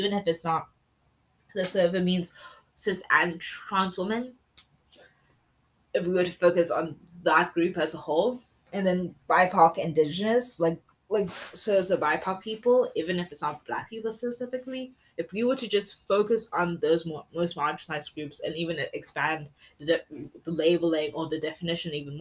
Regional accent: South Africa; first language English; as South Africa, as a Zulu woman

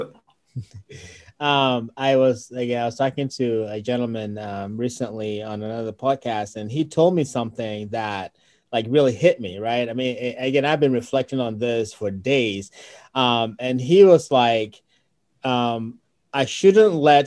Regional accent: Ghana; moved away; being original from Ghana and you know growing up in Ghana

